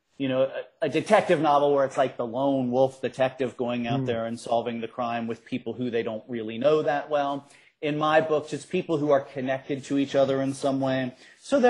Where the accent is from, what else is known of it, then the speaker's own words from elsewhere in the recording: Cincinnati, Ohio, United States; so I grew up in Cincinnati. I grew up on the west side of Cincinnati